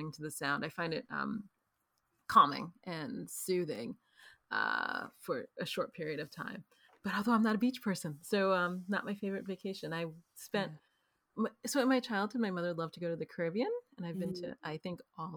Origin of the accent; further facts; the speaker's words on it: New York City, New York, United States; now in Los Angeles, United States; I grew up in New York City and I live in Los Angeles